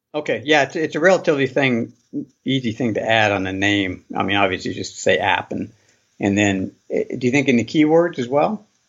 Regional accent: Boise, Idaho, United States; I'm from Boise, Idaho

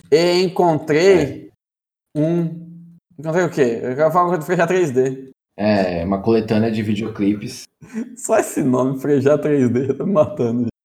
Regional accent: Brotas, São Paulo, Brazil; Sou natural de Brotas e filho de armênios.

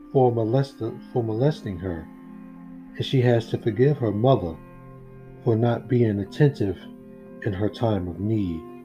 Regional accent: United States; because I'm American.

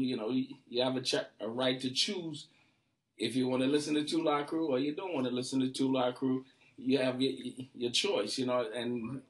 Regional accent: Trinidad & Tobago; moved away; also born or lived in Brooklyn, New York, United States / California, United States; I was born in Trinidad.

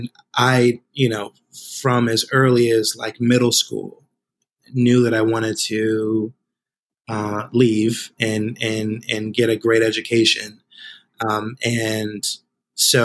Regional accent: Spring Valley, New York, United States; I grew up in a working class community of about 30,000 people today called the Village of Spring Valley

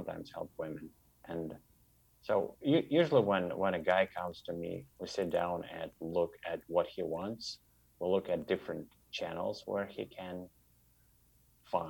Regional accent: Russia; moved away as an adult; now in Toronto, Canada; I live in Toronto, Ontario, Canada, and I'm originally from Russia

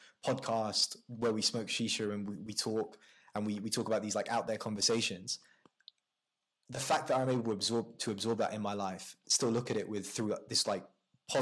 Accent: United Kingdom; I've experienced them here my whole life in the UK

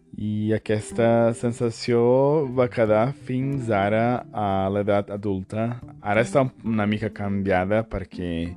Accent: São Paulo, Brazil; Catalan is a second language; also born or lived in a small town (from age 10); Jo he nascut i crescut a Sant Paulo, bé, com a mínim a l'estat

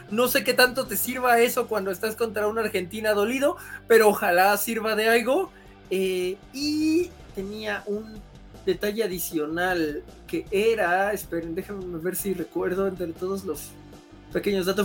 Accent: Mexico; como mexicanos

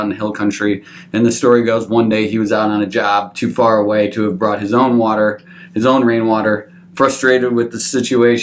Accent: Minnesota, United States; moved away as an adult; also born or lived in North Carolina; now in Austin, United States; I'm from Minnesota.

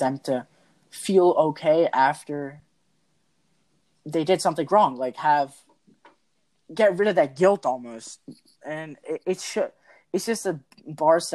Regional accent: India; I'm Indian

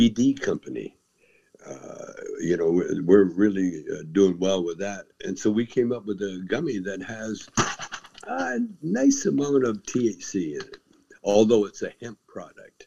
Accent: Calgary, Alberta, Canada; also born or lived in Edmonton; I was born in Edmonton. I was raised in Calgary

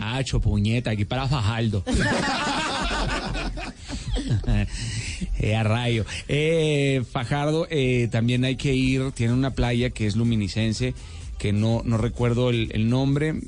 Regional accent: Mexico; en México estamos acostumbrados así para servirle

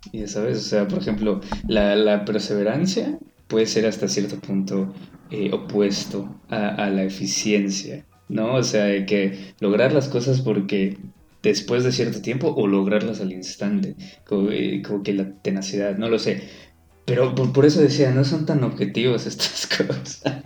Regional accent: Yucatán, Mexico; como yucateco

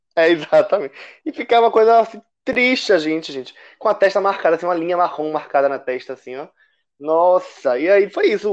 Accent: Salvador, Bahia, Brazil; moved away; lá em Salvador, né, de onde eu sou, mas não estou agora

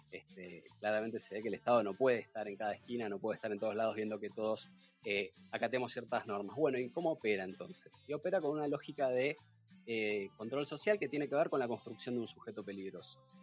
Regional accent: San Martín, Buenos Aires Province, Argentina; Yo me crié en San Martín, San Andrés más precisamente

